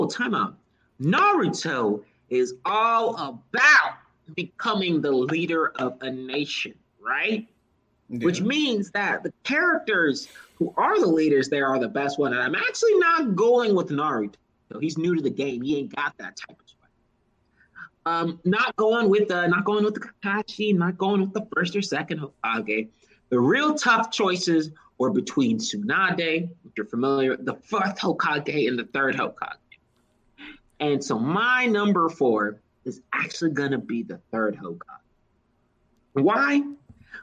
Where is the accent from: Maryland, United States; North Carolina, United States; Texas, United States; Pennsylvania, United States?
Texas, United States; I am from small backwoods Texas.